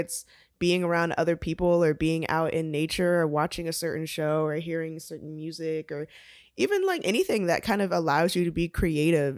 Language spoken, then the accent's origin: English; Atlanta, Georgia, United States; I was born and raised here in Atlanta, Georgia